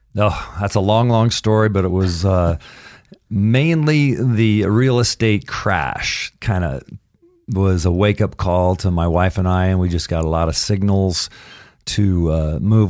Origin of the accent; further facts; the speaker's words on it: Caldwell, Idaho, United States; moved away; also born or lived in Santa Barbara / Vail; I was born in Caldwell because of College of Idaho.